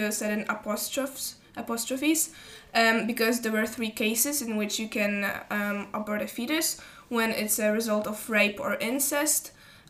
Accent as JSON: {"language": "English", "town": "Puszczykowo", "region": "Greater Poland", "country": "Poland", "said": "I'm 16 years old, and I'm from Puszczykowo."}